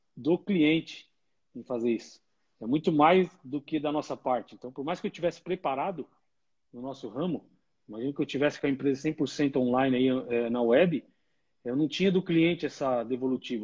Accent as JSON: {"language": "Portuguese", "town": "São Bernardo do Campo", "region": "São Paulo", "country": "Brazil", "said": "Da onde eu sou originalmente, e... aí sou de São Bernardo, no bairro Pauliceia"}